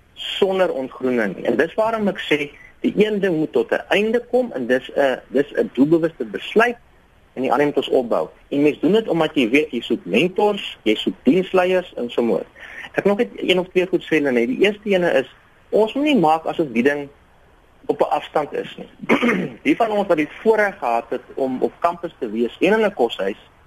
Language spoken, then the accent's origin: Afrikaans; South Africa